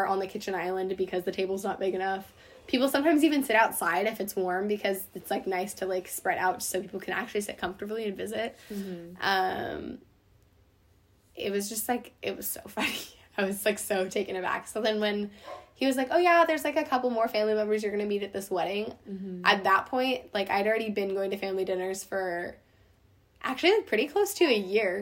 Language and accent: English; Point Reyes, California, United States; I grew up in Point Reyes